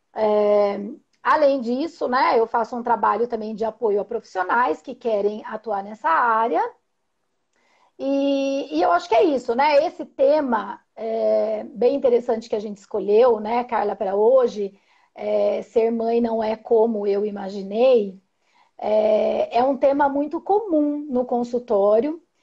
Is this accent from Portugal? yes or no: no; Indaiatuba, São Paulo, Brazil; sou de Indaiatuba, sou psicóloga perinatal e parental, é, faço atendimentos aqui em consultório